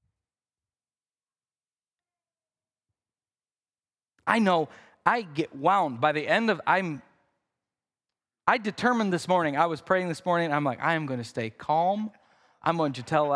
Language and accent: English; Midwest, United States; I'm from the Midwest. I say things like root.